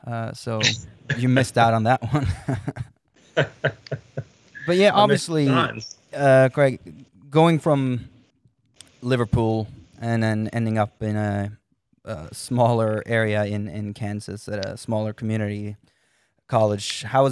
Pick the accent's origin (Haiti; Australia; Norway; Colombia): Norway; Fredrikstad, Østfold; moved away; I'm from Fredrikstad, which is a bit more southeast in Norway